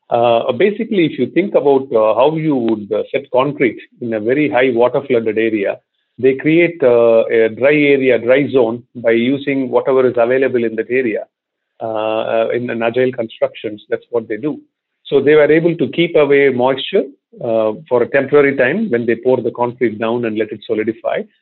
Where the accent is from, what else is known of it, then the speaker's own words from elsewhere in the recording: India; moved away as an adult; also born or lived in Cincinnati, Ohio / Singapore; I'm not from Ohio. I am from India